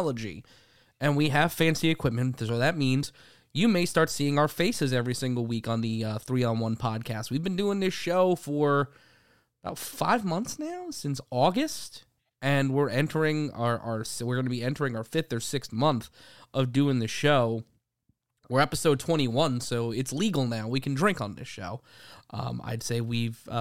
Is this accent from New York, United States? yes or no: yes; New York City, New York, United States; I'm from Brooklyn